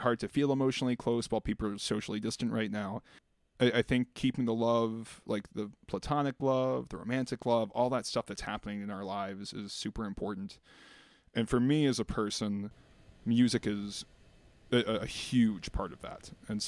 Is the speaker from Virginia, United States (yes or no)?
yes; Virginia, United States; born or raised there; moved away as an adult; now in New York City, United States